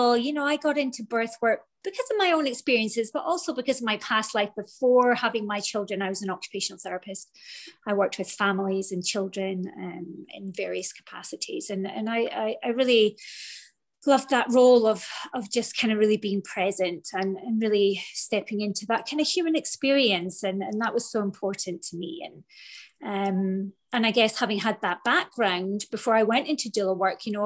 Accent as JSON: {"language": "English", "region": "Scotland", "country": "United Kingdom", "moved": "as an adult", "lives_now": "Florida, United States", "said": "I'm from Scotland. I'm currently living in Florida. We've been here for 4 years."}